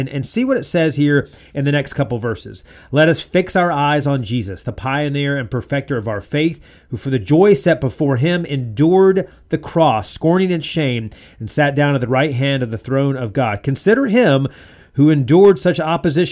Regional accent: North Carolina, United States; now in Georgia/Alabama, United States; We're down here in Georgia and Alabama now, and I grew up in North Carolina.

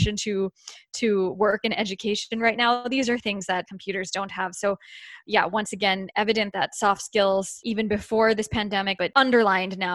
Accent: United States; as an American

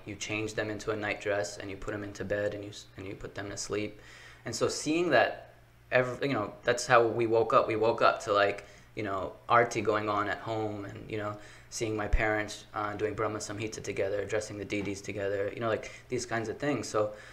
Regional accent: Baltimore, Maryland, United States; born okay. and raised in baltimore city

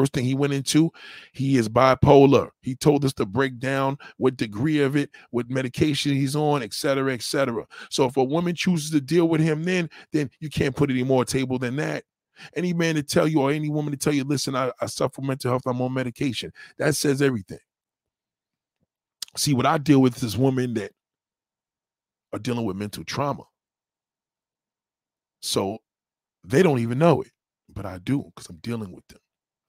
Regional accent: Texas, United States; Well, I grew up in Texas. You know what I mean? I graduated from here.

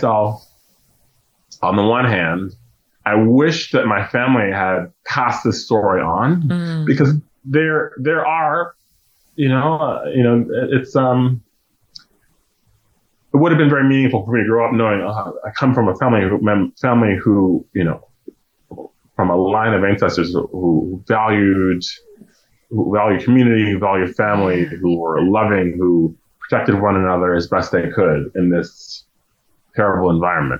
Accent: Louisiana, United States; growing up in Louisiana, learning that you're from slavery, and kind of being ashamed about it

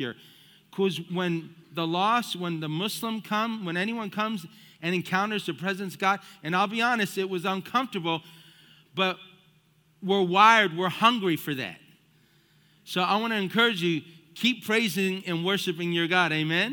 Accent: United States; also born or lived in South Florida; I was the firstborn of five, and we grew up here in the United States of America

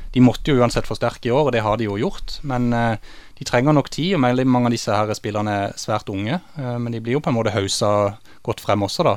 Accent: Kristiansand, Agder, Norway; jeg vokste opp i Torredalsveien på Lund, der mine foreldre fortsatt bor

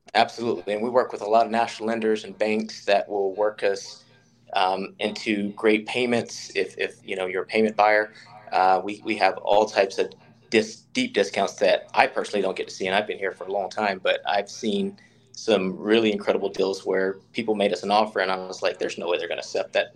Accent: Charlotte, North Carolina, United States; moved away; I grew up in Charlotte, North Carolina

